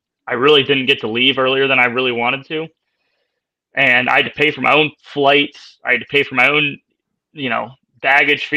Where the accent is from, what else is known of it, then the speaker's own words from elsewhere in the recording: United States; me being an American over there